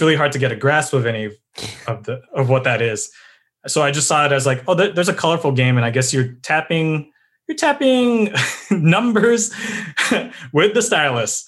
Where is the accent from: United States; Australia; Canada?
United States; San Diego, California; also born or lived in Midwest; I grew up in San Diego